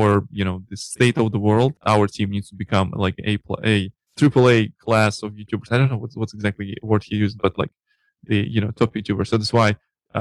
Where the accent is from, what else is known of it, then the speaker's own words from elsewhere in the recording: Russia; accent: Russian; English is a second language; My Russian accent